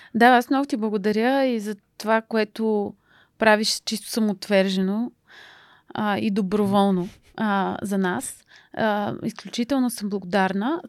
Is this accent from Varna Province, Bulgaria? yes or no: no; Pleven, Pleven Province, Bulgaria; майка ми е от Русе, баща ми е от Плевен и съм завършила математическата гимназия в Плевен